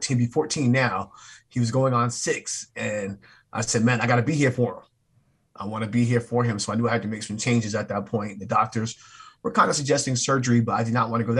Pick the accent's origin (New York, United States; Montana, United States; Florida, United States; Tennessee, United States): New York, United States; Long Island; moved away as an adult; now in Charlotte, United States; I'm from Long Island, New York. I actually came down to Charlotte to go to UNC Charlotte, got married, stuck around